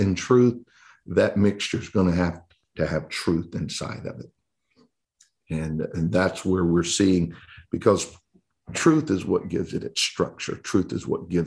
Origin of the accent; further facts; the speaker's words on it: Texas, United States; I'm from Texas